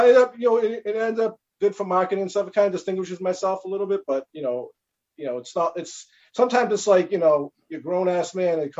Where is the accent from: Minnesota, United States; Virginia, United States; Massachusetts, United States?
Massachusetts, United States; Boston; Because I'm from Boston